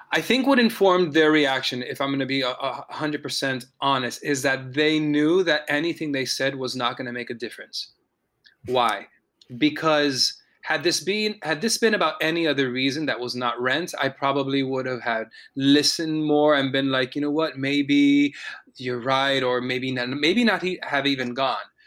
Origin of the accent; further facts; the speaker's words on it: Miami, Florida, United States; I was born in Miami, Florida, and you know raised in a community